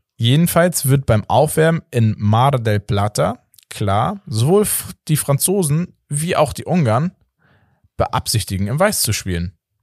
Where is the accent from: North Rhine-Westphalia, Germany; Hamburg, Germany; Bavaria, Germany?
Hamburg, Germany; als Hamburger